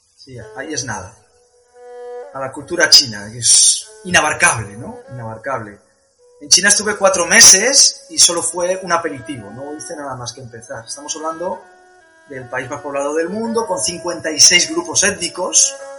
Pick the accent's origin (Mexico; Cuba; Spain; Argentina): Spain; vengo de España haciendo la ruta de la seda